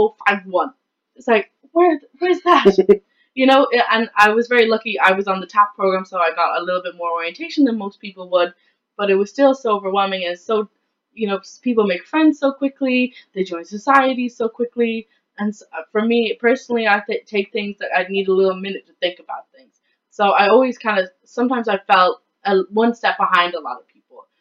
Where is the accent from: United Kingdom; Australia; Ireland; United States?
Ireland; west of Ireland; I come from a very small town in the west of Ireland